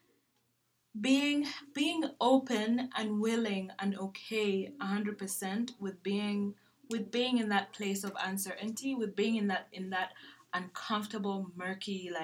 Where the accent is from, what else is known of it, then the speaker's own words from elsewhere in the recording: Uganda; growing up in Uganda